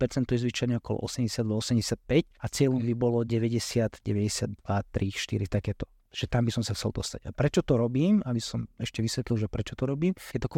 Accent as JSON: {"language": "Slovak", "region": "New York", "country": "United States", "tie": "born there", "said": "Narodil som sa v New Yorku a veľa žijem v New Yorku som bol."}